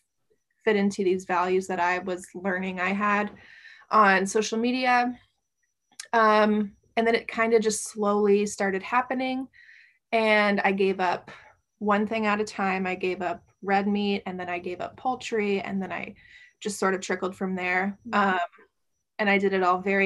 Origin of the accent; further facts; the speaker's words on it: Midwest, United States; moved away; also born or lived in East Coast; I grew up in the Midwest. So I grew up around eating a lot of beef and pork and meat and potatoes.